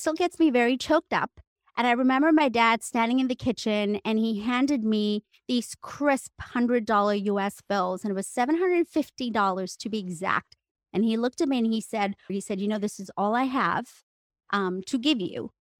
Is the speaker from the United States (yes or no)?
no; India; moved away; would never, ever let anyone know that I was from India because I got snickered at. And from that day onwards, I decided to go to theater school in New York City and get rid of my accent.